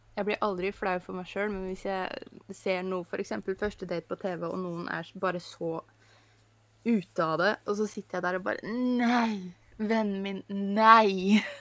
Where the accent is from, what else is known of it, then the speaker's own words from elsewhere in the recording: Norway; Jeg er norsk